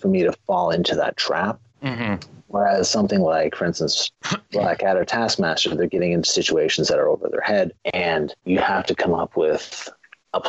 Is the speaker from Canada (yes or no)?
yes; Canada; I am Canadian